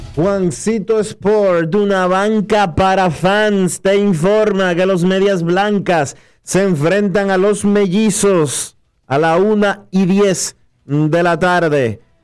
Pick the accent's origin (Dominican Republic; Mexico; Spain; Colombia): Dominican Republic